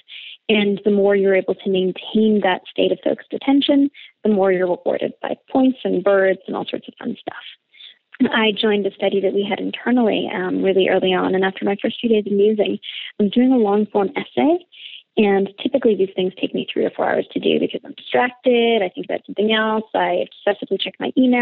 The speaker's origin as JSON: {"language": "English", "country": "Canada", "said": "Being Canadian, I marginally speak French"}